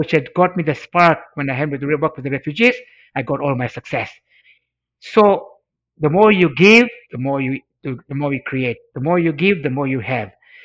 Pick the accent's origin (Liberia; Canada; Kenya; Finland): Kenya; Mombasa, Mombasa County; first language Swahili; English is a second language; I studied Swahili, which was my mother tongue in Africa